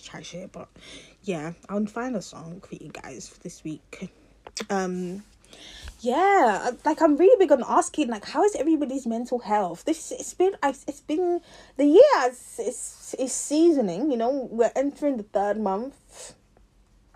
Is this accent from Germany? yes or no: no; London, United Kingdom; I'm from South London